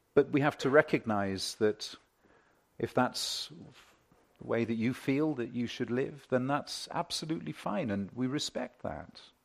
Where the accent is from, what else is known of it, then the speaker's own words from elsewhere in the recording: United Kingdom; I'm British.